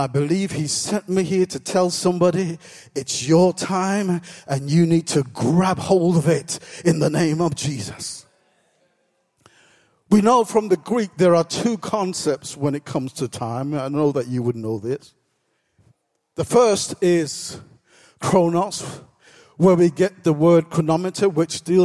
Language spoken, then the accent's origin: English; England, United Kingdom; I was born in this country